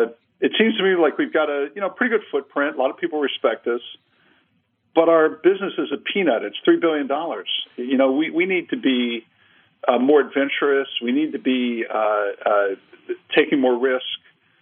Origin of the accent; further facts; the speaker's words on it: Cincinnati, Ohio, United States; Yeah, Barry, I grew up in Cincinnati, Ohio. My dad was a career kind of manufacturing guy in our aviation business.